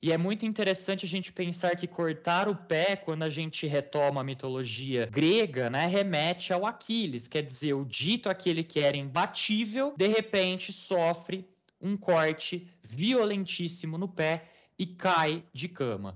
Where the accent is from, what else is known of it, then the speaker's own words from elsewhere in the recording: Brazil; nós não temos este mesmo fundo histórico, porque somos um país muito recente